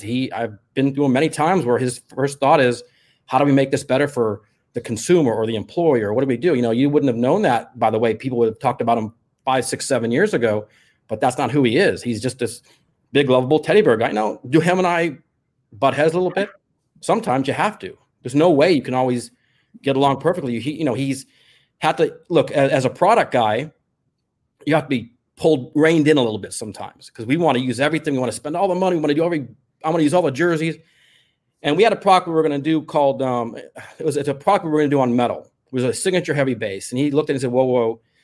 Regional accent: Los Angeles, California, United States; I grew up in the San Fernando Valley

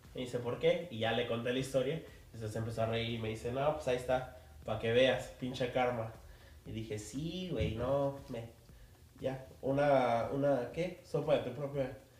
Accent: Mexico City, Mexico; yo como, como chilango

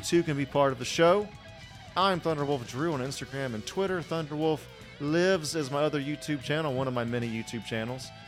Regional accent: United States; moved away; also born or lived in Alabama / Georgia; I'm from Alabama and Georgia, and I hadn't moved to a big city yet

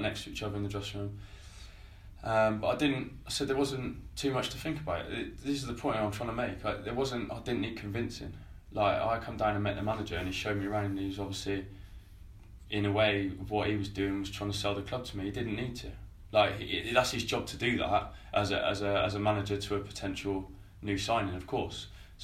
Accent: Stroud, South West England, United Kingdom; now in Chelmsford, United Kingdom; I'm from Stride, so I feel like I am West Country anyway, although I'm at the top of it.

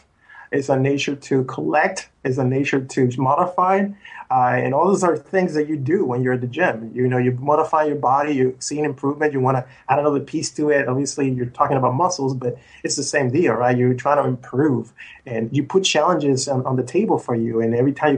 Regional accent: Puerto Rico; now in United States; I was from Puerto Rico

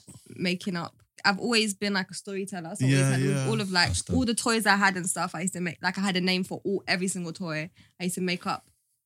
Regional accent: Brixton, London, United Kingdom; On an estate in Brixton Hill.

